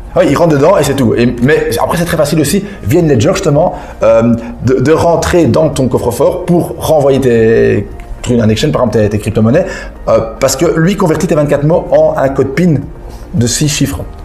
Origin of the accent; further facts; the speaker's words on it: Belgium; je suis belge